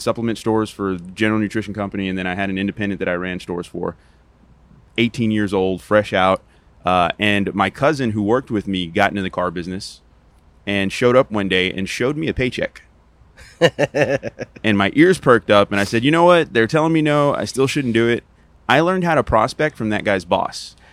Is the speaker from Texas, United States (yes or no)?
yes; Texas, United States; I'm a Texan